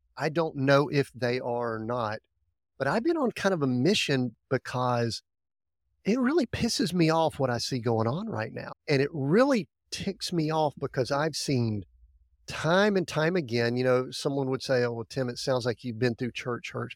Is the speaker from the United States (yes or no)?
yes; Deep South, United States; I grew up in the Deep South